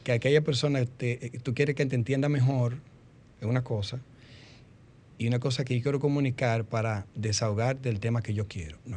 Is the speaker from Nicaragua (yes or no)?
no; Dominican Republic; como buen dominicano, arroz.